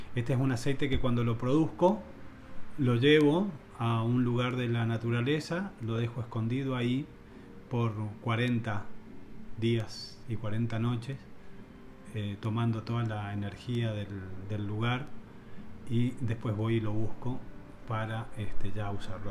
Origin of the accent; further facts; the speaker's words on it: San Juan, Argentina; la palabra cumpa en mi, en mi adolescencia en San Juan era como bastante despectivo